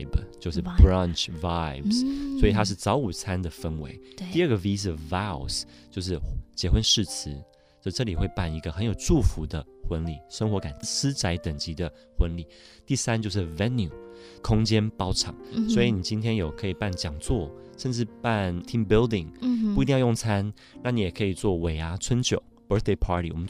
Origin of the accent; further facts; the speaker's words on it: Montreal, Quebec, Canada; 我在 Montreal 蒙特娄长大，我太太是在纽约长大。我们以前常常上山去滑雪